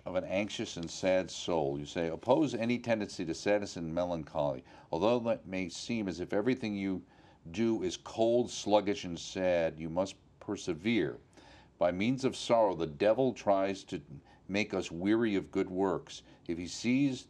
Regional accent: New York, United States; as a New Yorker

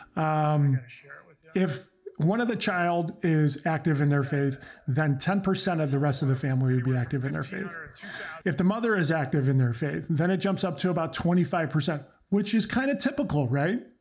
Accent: United States; first language Croatian; English is a second language; My parents came over from Croatia um, many, many years ago, uh, 1970. I was born here in the States

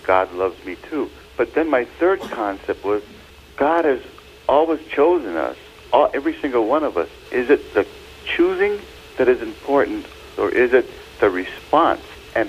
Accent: Jacksonville, Florida, United States; I'm from Florida, Jacksonville.

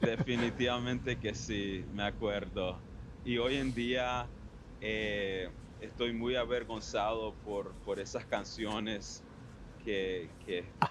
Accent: Miami, Florida, United States; born or raised there; also born or lived in Ann Arbor, Michigan / Weston, Florida

